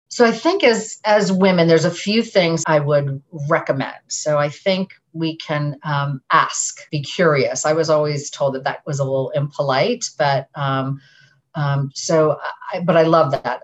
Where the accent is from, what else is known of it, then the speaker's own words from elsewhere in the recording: Massachusetts, United States; I grew up in Massachusetts and, and I'm part of a, a community there